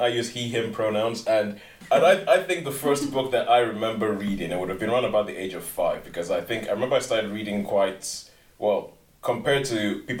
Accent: Nigeria; moved away; I grew up in Nigeria

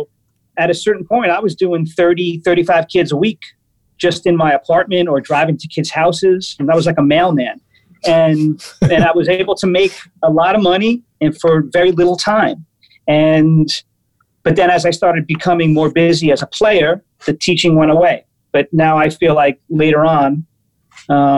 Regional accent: New York City, New York, United States; I'm a New Yorker. So growing up, it was like the Blue Note and MSG

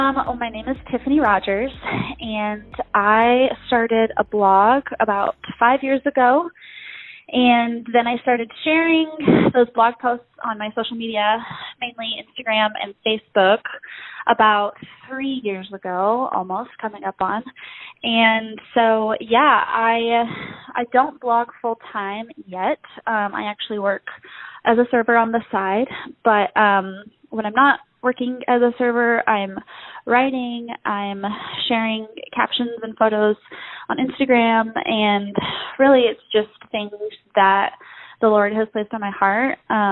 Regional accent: Mexico City, Mexico; now in Broken Arrow, United States; My parents are currently missionaries in Mexico City, and that's where I grew up. I was born in Broken Arrow, Oklahoma, and that's actually where I live now, Broken Arrow / Tulsa. So, but yeah, I grew up in Mexico

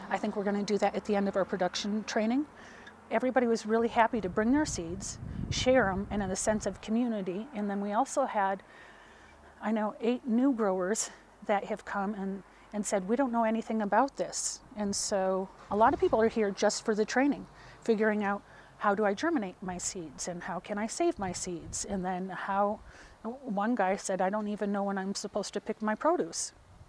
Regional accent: Mora, New Mexico, United States; When I go to other areas and I say, you know, I'm from Mora, and we have got this huge growers co-op.

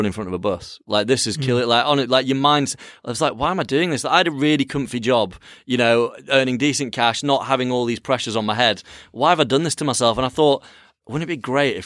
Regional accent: Yorkshire and the Humber, United Kingdom; I'm a lad from Yorkshire

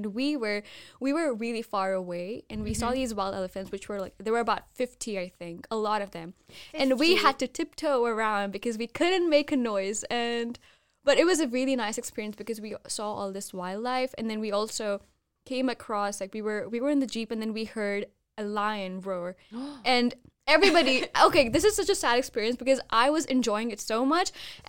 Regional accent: Thailand; so I grew up, I didn't grow up in India, so I grew up in Thailand

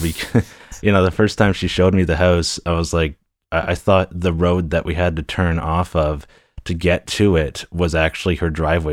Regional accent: Newcastle, Ontario, Canada; a town of Newcastle. It used to be a village for the longest time, and I've lived here all of my life

